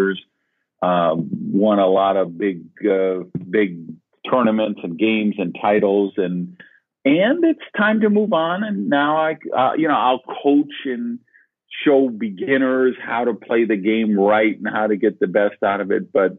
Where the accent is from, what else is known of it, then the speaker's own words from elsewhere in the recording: Madison, Wisconsin, United States; I grew up in Madison, Wisconsin